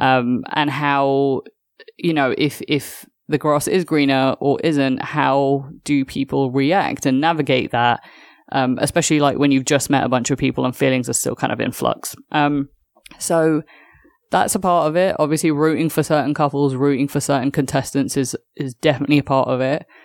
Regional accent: United Kingdom; as a Brit that grew up on EastEnders

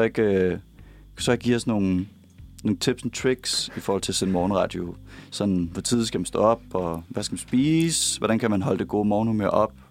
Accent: Copenhagen, Capital Region of Denmark, Denmark; jeg kommer fra Sydhavn

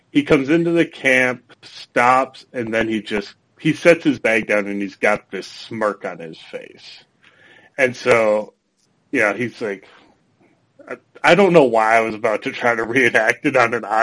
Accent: Minnesota, United States; I'm from Minnesota. It gets cold here.

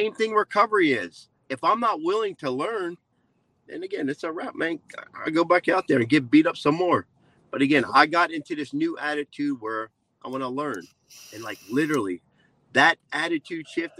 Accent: New Jersey, United States; I'm from Jersey, born and raised in Jersey. So I got that little Jersey attitude going on

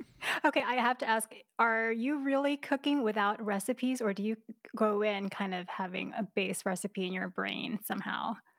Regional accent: New York, United States; moved away; I'm from New York originally

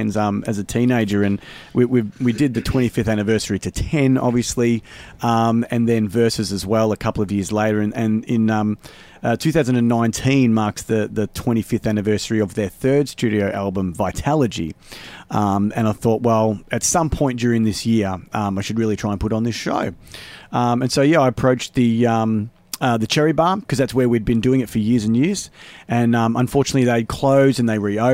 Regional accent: Melbourne, Victoria, Australia; I came from Australia

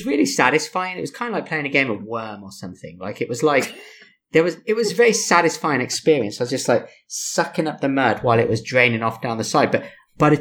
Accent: England, United Kingdom; also born or lived in I'm British; now in United States; especially as an English person

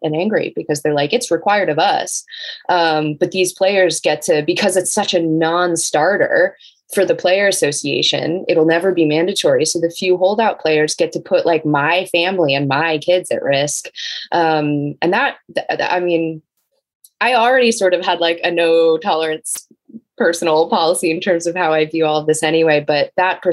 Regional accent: United States; now in Los Angeles, United States; I always kind of deep down root for the Wizards because they were my hometown team growing up

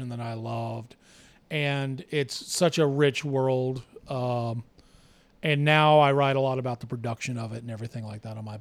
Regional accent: the South, United States; I grew up in the South in the 70s and 80s

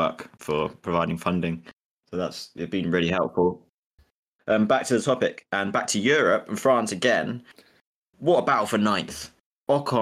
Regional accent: England, United Kingdom; as an Englishman

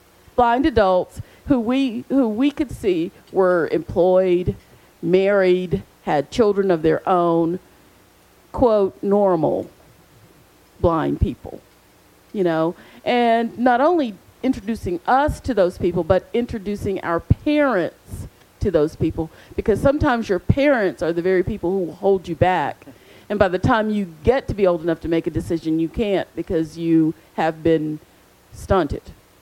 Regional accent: Charlotte, North Carolina, United States; because I grew up in Charlotte, I would go to our local agency

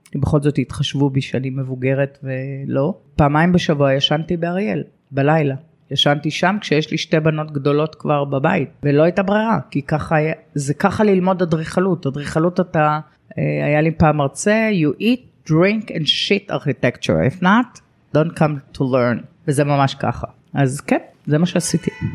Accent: Lod, Central District, Israel; moved away as an adult; also born or lived in Haifa / Re'ut; העיר שגדלתי בה ואהבתי אותה מאוד

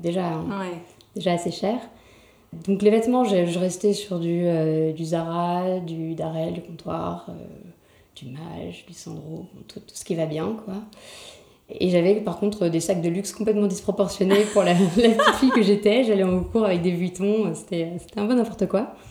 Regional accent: Paris, Île-de-France, France; je suis née à Paris, j'ai toujours euh, quasiment toujours vécu à Paris

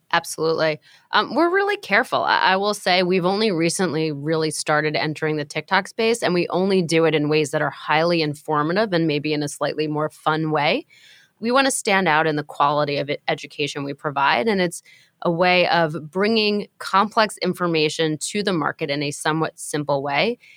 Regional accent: New York, United States; I'm a New Yorker, and I'm a lifelong renter

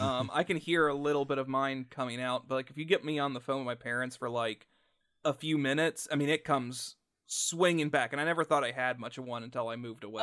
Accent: the South, United States; accent: southern; I'm from that, that same area

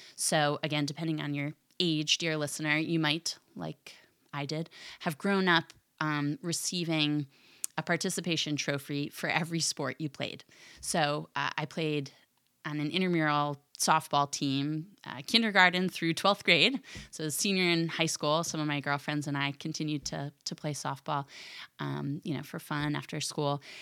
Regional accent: Philadelphia, Pennsylvania, United States; I'm from the Philadelphia area

